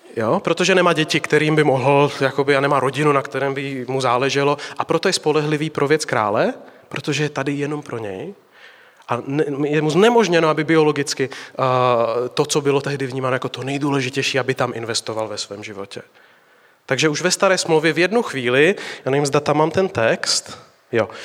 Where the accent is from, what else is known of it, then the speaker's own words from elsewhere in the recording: Slovakia; now in Prague, Czech Republic; jsem od baptistů z Prahy, jinak jsem ze Slovenska